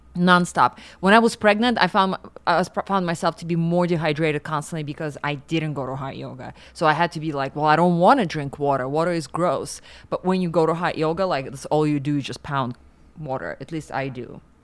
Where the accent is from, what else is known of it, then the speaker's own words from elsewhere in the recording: Siberia, Russia; moved away; I grew up in Siberia